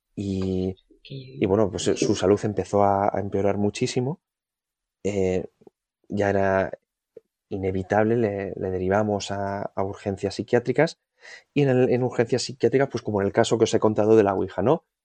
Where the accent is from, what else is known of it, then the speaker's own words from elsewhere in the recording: Vitoria-Gasteiz, Basque Country, Spain; Yo soy de, de Vitoria